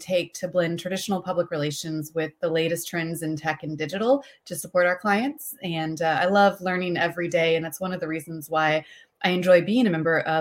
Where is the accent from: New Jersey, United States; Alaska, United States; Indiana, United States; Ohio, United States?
Indiana, United States; also born or lived in Washington, D.C.; now in Houston, United States; I am originally from Indiana, spent some time in DC before coming down here to Houston